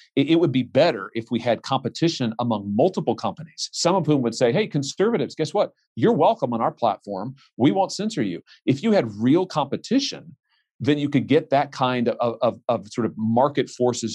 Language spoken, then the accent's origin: English; Missouri, United States; my home state